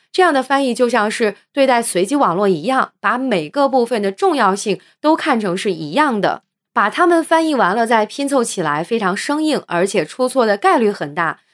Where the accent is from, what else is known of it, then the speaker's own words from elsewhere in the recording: China; 我们中国人